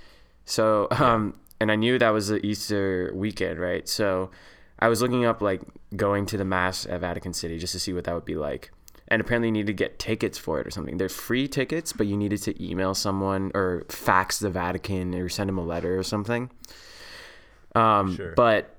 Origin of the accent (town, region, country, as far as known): Saskatchewan, Canada